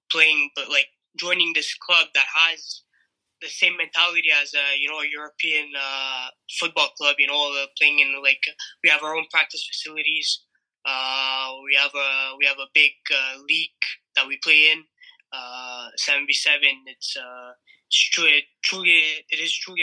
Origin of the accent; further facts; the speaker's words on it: Montreal, Quebec, Canada; as a kid growing up in Montreal